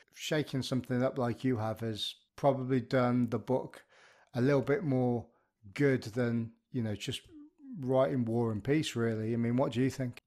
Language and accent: English; Birmingham, West Midlands, United Kingdom; I grew up in the Midlands of the U K, um, ara, around, uh, around the Birmingham area